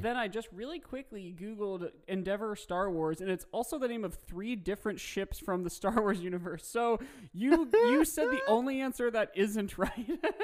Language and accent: English; Midwest, United States; Growing up in the Midwest